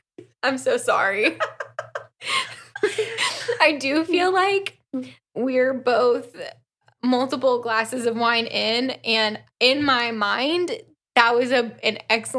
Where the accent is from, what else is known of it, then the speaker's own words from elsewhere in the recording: United Kingdom; It's a Mini Cooper because we're British.